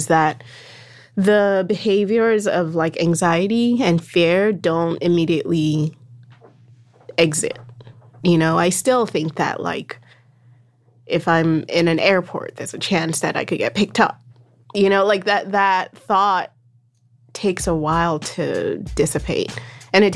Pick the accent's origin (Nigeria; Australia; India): Nigeria; moved away as an adult; also born or lived in Berlin, Germany / Lagos, Nigeria; now in New York, United States; I was born in Berlin. I lived in Nigeria. You know, we moved back to Nigeria speaking German.